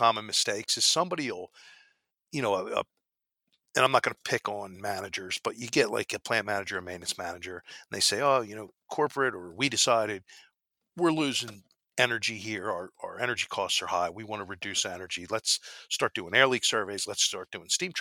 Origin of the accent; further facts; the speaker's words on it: Philadelphia, Pennsylvania, United States; I'm from Philly. That's why I say water, I'm not from New York